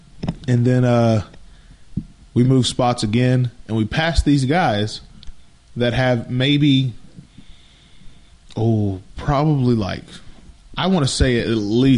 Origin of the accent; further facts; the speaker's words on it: Grayson County, Texas, United States; me and Hayden, we're from Texas, basically in the same area, Grayson County-ish.